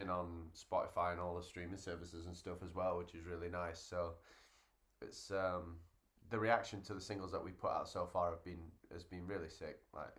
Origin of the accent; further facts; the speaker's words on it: Rotherham, Yorkshire and the Humber, United Kingdom; I'm from Rotherham. Rotherham.